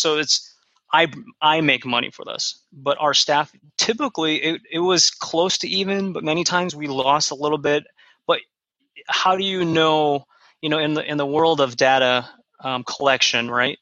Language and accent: English; United States; So I am Korean American. I'm second gen. So I didn't immigrate here, but my parents did.